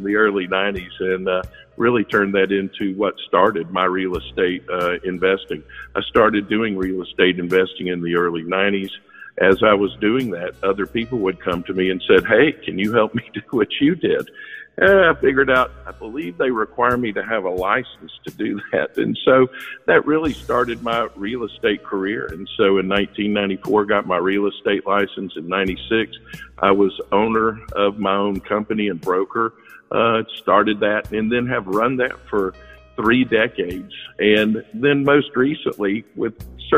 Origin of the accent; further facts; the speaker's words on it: Marietta, Georgia, United States; moved away as an adult; also born or lived in Auburn, Alabama / Baltimore, Maryland; I grew up in Atlanta, Georgia, in a little community called Marietta, Georgia, and that's Cobb County, Georgia